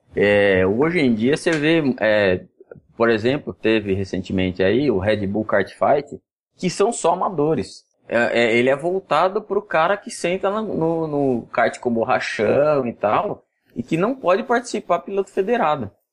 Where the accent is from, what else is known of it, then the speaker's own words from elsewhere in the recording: Jundiaí, São Paulo, Brazil; accent: arrastado (caipira interior accent); Eu sou de Jundiaí, interior de São Paulo, você vê que eu bem arrastado